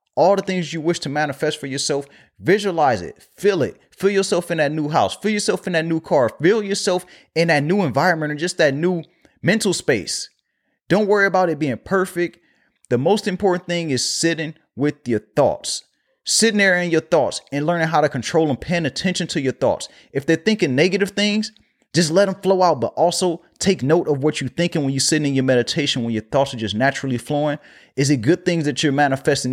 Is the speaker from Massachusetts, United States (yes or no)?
no; Los Angeles, California, United States; my hometown